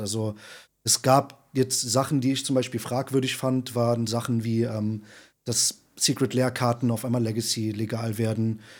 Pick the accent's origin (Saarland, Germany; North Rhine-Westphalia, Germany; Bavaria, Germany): Saarland, Germany; also born or lived in Berlin; now in Wuppertal, Germany; Ich komme ja eigentlich aus dem Saarland